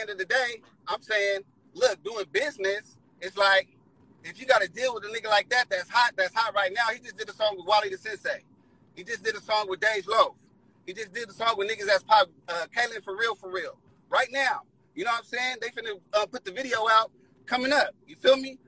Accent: San Diego, California, United States; I'm from the East

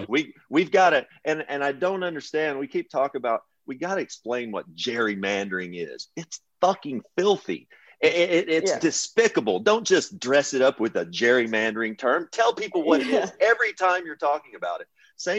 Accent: Kentucky, United States; I'm from Kentucky.

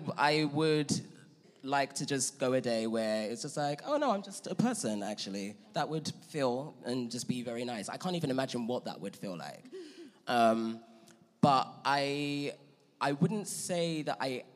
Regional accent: London, United Kingdom; moved away as an adult; now in Los Angeles, United States; growing up in London

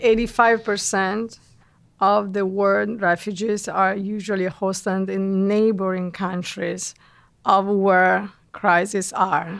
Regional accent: Italy; moved away as an adult; now in New York, United States; both of us were, uh, born and raised in Italy

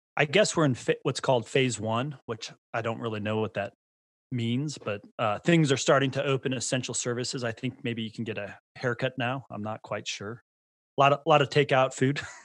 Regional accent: Bay Area, California, United States; born or raised there; now in Idaho, United States

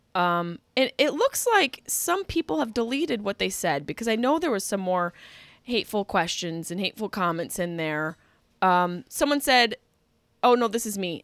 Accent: Liverpool, New York, United States; now in Los Angeles, United States; Liverpool, Cuse

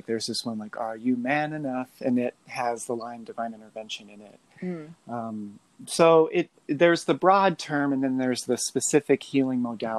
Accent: Midwest, United States; now in Moab, United States; I live in Moab, Utah. Mm. I grew up in the Midwest, single parent, moved around quite a bit. I was raised Pentecostal

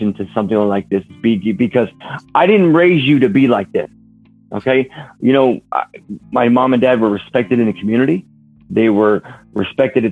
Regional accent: Warsaw, Indiana, United States; also born or lived in California / Idaho; my hometown here in Warsaw, Indiana

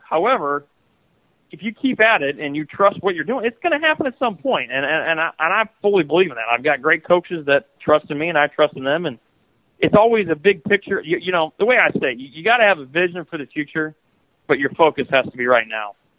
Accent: Iowa, United States; growing up in Iowa

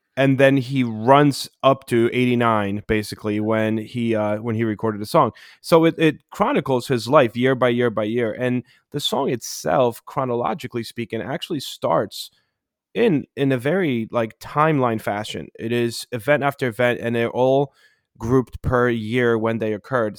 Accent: Poland; moved away; When I was growing up in Poland

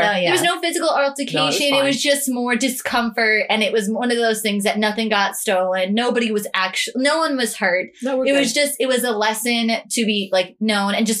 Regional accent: New York City, New York, United States; being a New Yorker

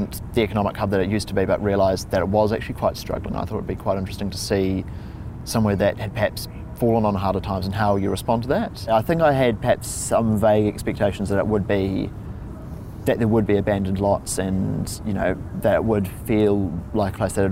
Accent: New Zealand; I'm from New Zealand

